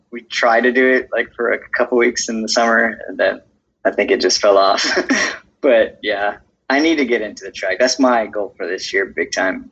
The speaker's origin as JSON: {"language": "English", "town": "Houston", "region": "Texas", "country": "United States", "tie": "born or raised there", "also_born_or_lived": "Katy, Texas", "said": "I'm from Houston since I was about fifth, in fifth grade."}